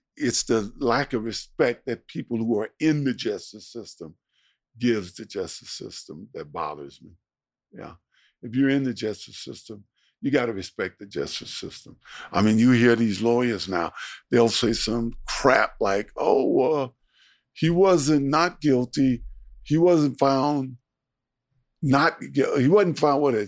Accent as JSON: {"language": "English", "town": "San Francisco", "region": "California", "country": "United States", "tie": "born or raised there", "also_born_or_lived": "Miami / Buffalo", "moved": "as an adult", "said": "I grew up in San Francisco"}